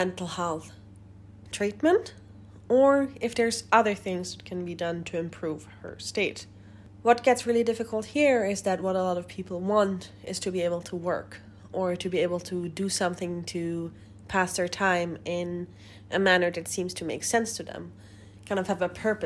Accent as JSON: {"language": "English", "country": "Germany", "tie": "born or raised there", "said": "my hometown in Germany"}